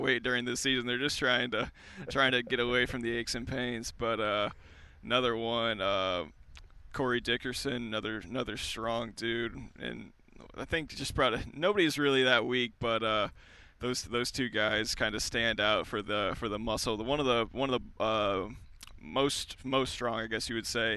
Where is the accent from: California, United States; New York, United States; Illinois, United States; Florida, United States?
Illinois, United States; outside St. Louis, Southern; I grew up right outside of St. Louis, uh, right in Southern Illinois